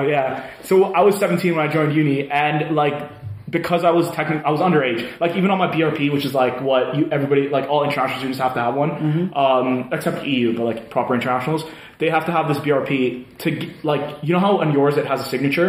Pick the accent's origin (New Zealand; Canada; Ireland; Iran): Canada; moved away as an adult; now in Manchester, United Kingdom; I'm from Canada.